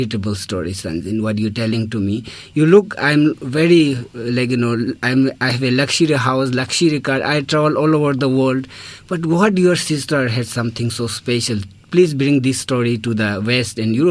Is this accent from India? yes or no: yes; Ladakh, India; moved away; I'm from India